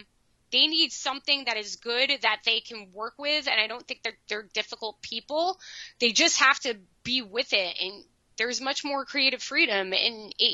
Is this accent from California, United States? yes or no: no; Northern New Jersey, United States; So I'm from New Jersey. I am from Northern New Jersey